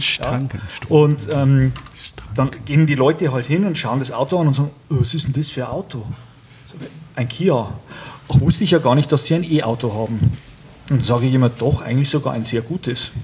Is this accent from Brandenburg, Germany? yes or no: no; Upper Palatinate, Bavaria, Germany; accent: Upper Palatinate; Ich komme aus der Oberpfalz